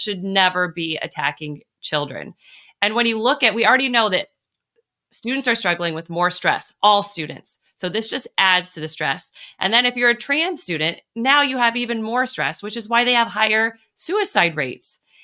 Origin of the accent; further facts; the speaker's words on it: La Mesa, California, United States; also born or lived in San Diego; I was actually born in San Diego, and you represent where I grew up in La Mesa, California